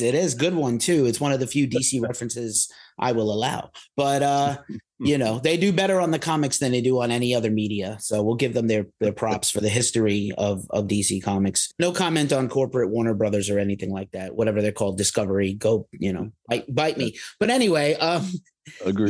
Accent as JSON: {"language": "English", "town": "New York City", "region": "New York", "country": "United States", "tie": "born or raised there", "said": "growing up in New York City"}